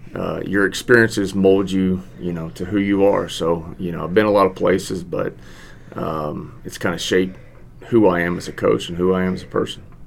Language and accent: English; Victoria, Texas, United States; moved away as an adult; also born or lived in Houston, Texas / San Marcos, Texas / San Antonio, Texas; I'm originally from Victoria. I graduated from Victoria High